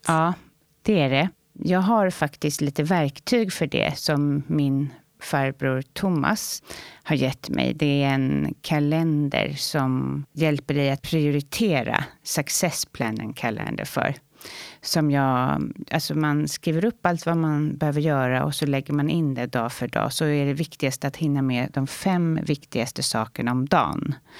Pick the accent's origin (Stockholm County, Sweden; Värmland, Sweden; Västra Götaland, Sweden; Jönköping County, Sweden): Stockholm County, Sweden; Saltsjöbaden; Jag växte upp i Saltsjöbaden med min mamma och min bror